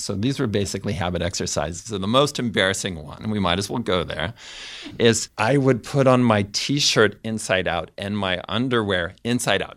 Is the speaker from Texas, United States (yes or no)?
no; Fresno, California, United States; I grew up in Fresno, California, in a Mormon family.